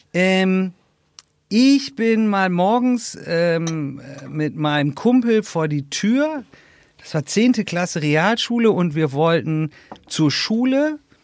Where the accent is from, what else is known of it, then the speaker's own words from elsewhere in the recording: Northern Germany, Germany; moved away; in meiner alten Heimat äh, Norddeutschland